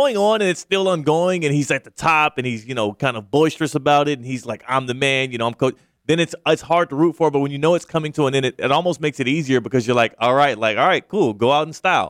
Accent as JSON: {"language": "English", "region": "Texas", "country": "United States", "said": "I'm from Texas, man."}